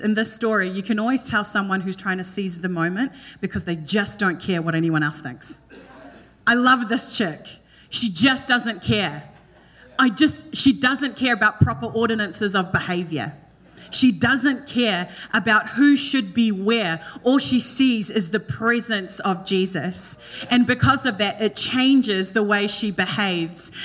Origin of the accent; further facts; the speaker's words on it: New Zealand; moved away; In Kiwi, we just say Esther